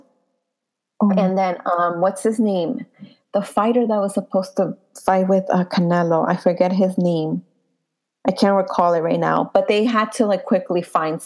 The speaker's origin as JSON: {"language": "English", "town": "New York City", "region": "New York", "country": "United States", "said": "I was from the Bronx"}